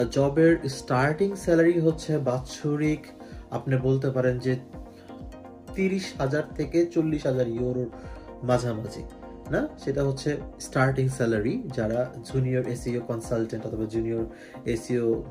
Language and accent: Bangla; Bangladesh; moved away as an adult; now in Germany; আমরা বাংলাদেশি হিসেবে